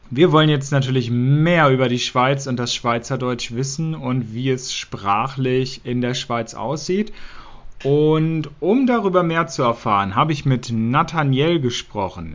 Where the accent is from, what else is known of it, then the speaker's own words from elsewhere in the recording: Hanover, Lower Saxony, Germany; Ich komme aus Hannover, aus Norddeutschland